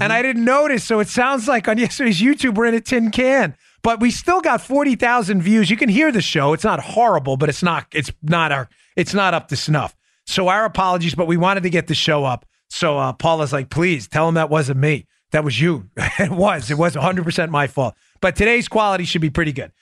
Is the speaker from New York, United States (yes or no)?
yes; New York City, New York, United States; growing up in Queens